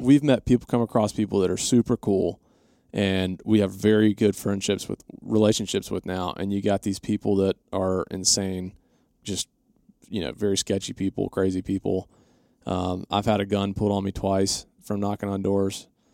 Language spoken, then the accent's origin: English; Atlanta, Georgia, United States; we grew up in Atlanta